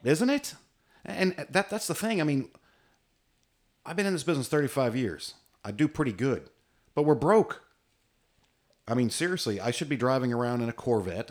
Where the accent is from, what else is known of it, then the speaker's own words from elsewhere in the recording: United States; I'm average American